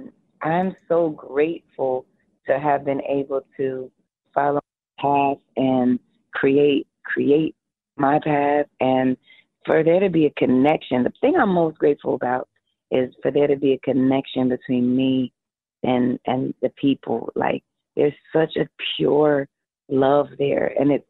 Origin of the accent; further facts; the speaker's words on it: New York, United States; I was born and raised in New York